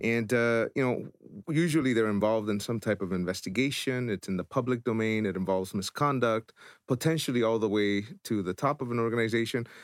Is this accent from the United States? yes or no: no; El Salvador; moved away; I was born in El Salvador, so I understand war torn, I understand corruption, I've lived it.